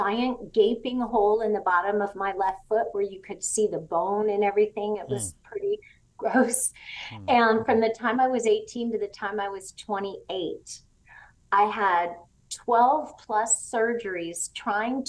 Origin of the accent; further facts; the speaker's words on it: Southern California, United States; moved away as an adult; also born or lived in Tennessee; I grew up in Southern California